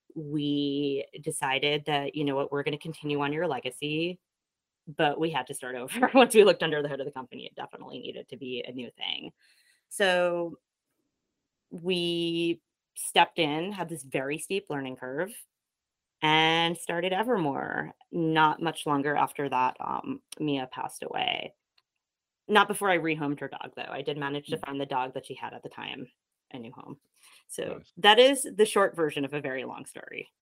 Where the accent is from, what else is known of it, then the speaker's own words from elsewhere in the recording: Kingston, New York, United States; moved away as an adult; also born or lived in Brooklyn; I'm actually originally from about 15 miles where I am right now, which is Kingston, New York